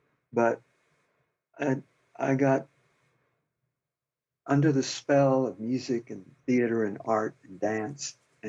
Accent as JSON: {"language": "English", "region": "Arkansas", "country": "United States", "tie": "born or raised there", "also_born_or_lived": "Philadelphia, Pennsylvania", "said": "I didn't grow up in Philadelphia. I was born there, but my mother married another sailor and moved to Arkansas, to the backwoods, when I was five. I grew up in the American South."}